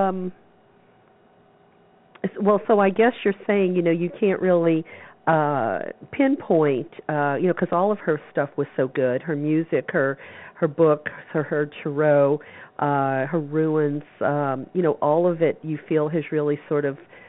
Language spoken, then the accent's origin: English; the South, United States; I grew up in the South